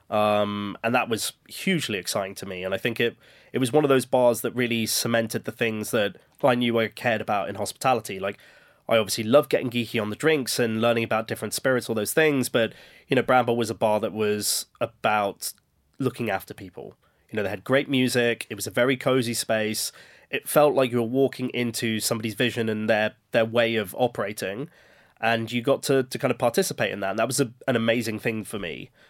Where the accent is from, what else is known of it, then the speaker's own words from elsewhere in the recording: Birmingham, West Midlands, United Kingdom; growing up in Birmingham, where we were exposed to a lot of different cultures